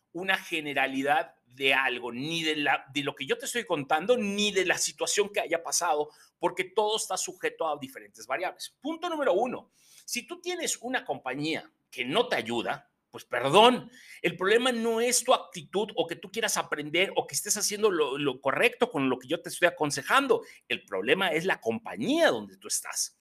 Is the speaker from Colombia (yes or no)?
no; Mexico